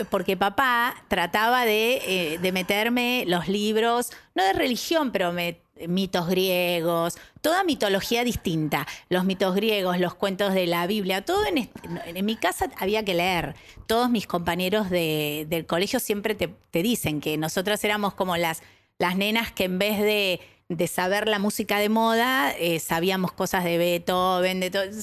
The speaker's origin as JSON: {"language": "Spanish", "region": "Buenos Aires", "country": "Argentina", "tie": "born or raised there", "said": "Yo nací eh, en Porredón y Paraguay. Eh, porteña, porteña. Em, después, con el tiempo, mamá decidió irse para el lado de Floresta"}